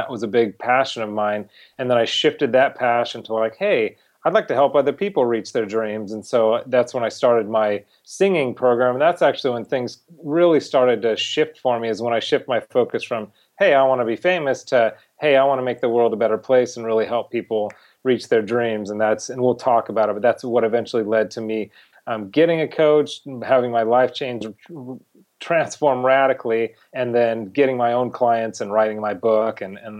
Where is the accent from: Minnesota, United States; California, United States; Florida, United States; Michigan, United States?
California, United States; now in Los Angeles, United States; I live in Los Angeles now, but I grew up not far from here. I grew up in Orange County, California, in a modest lower middle class family.